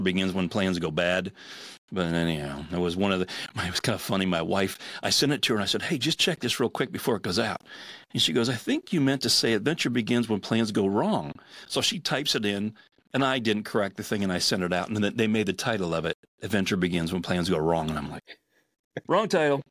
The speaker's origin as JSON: {"language": "English", "town": "Pittsburgh", "region": "Pennsylvania", "country": "United States", "tie": "born or raised there", "said": "I'm a Steelers fan. That's where I grew up."}